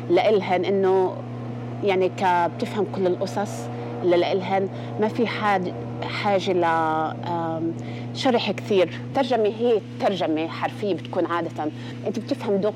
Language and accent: Arabic; Palestine; فاول ما عرفوا انه فلسطينيه بالاحرى انه نادونا على الراديو انه … في حدا فلسطيني هون